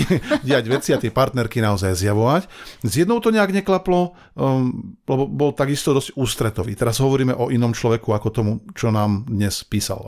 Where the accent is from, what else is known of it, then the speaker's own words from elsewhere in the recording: Banská Bystrica, Banská Bystrica Region, Slovakia; Ja som chlapec spod Urpína